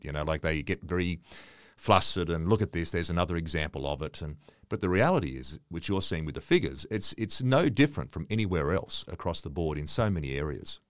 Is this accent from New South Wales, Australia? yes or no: yes; Dubbo, New South Wales, Australia; when I was a young guy growing up in Dubbo, and I've been here for on and off for the best part of fifty years